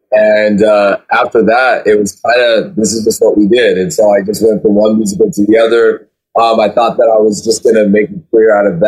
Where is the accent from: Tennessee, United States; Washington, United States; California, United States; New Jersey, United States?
California, United States; So I grew up in Orange County, California, okay, which is like 40 minutes south of Los Angeles.